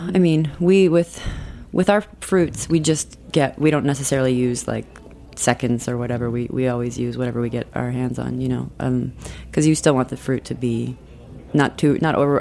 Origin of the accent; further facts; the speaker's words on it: South Dakota, United States; now in Brooklyn, United States; we grew up in um, South Dakota